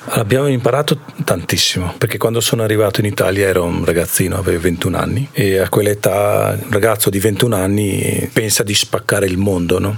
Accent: India; Italian is a second language; moved away as an adult; also born or lived in Province of Ferrara, Italy; now in Cavalese, Italy; vengo dall'India e lei mia moglie. Allora, viviamo in Cavalese da 5 anni quasi e prima eravamo in provincia di Ferrara. È lì che sono venuto dall'India India vent'anni fa

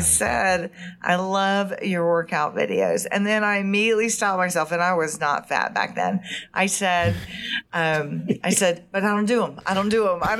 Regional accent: Georgia, United States; accent: deep southern; I'm proud of my Southern roots.

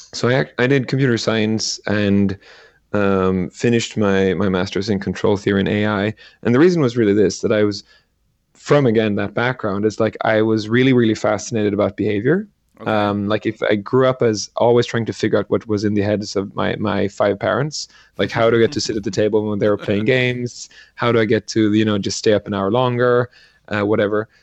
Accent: Sweden; I grew up in Sweden

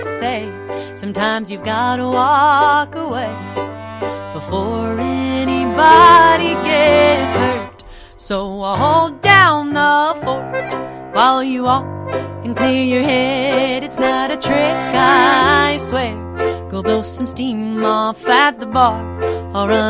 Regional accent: Effingham, Illinois, United States; born or raised there; now in Nashville, United States

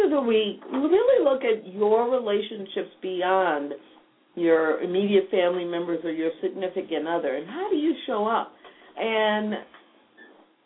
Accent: Texas, United States; I was from Texas

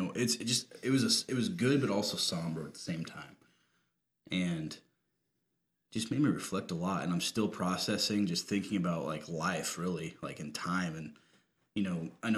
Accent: Rochester, United States; moved away; my hometown

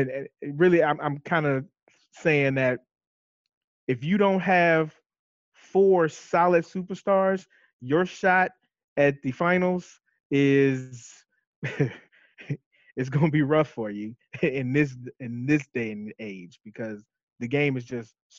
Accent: Chicago, Illinois, United States; You know, we originally from the Chicagoland era.

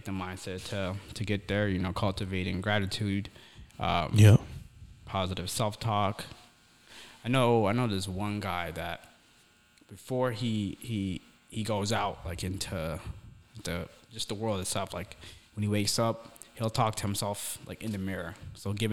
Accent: Somalia; now in United States; I grew up in Somalia. That's East Africa, man.

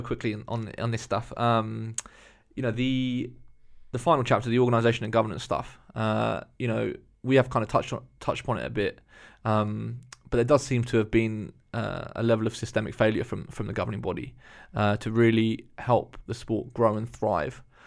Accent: Eastbourne, South East England, United Kingdom; growing up in Eastbourne

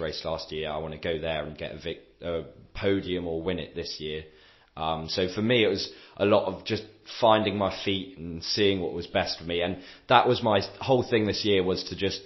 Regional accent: England, United Kingdom; moved away as an adult; now in France; being an English person in France

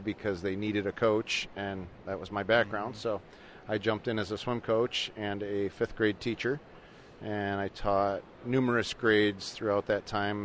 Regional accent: Franklinville, New York, United States; also born or lived in Texas; I was born and raised in Franklinville, grew up

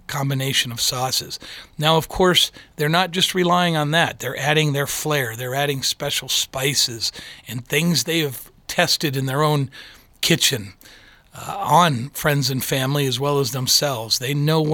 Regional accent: Michigan, United States; now in Colorado, United States; I grew up in Michigan

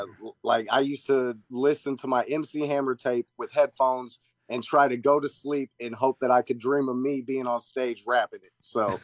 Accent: Wichita, Kansas, United States; also born or lived in Redbud, Illinois / Pittsburgh, Kansas / Omaha, Nebraska; now in Florida, United States; I was born in Redbud, Illinois, moved to another place in Illinois I can't think of, Pittsburgh, Kansas, then Omaha, Nebraska, then Wichita, Kansas, and that's where I spent my teens, so I say Wichita, okay.

